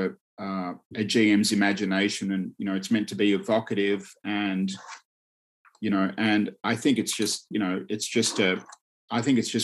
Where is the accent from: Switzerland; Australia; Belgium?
Australia; when I was growing up in Australia